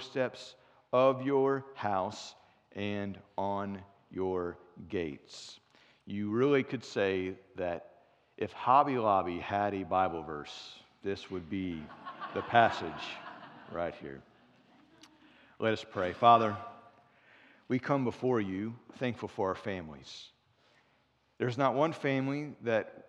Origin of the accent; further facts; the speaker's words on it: Cincinnati, Ohio, United States; moved away; I'm from Cincinnati originally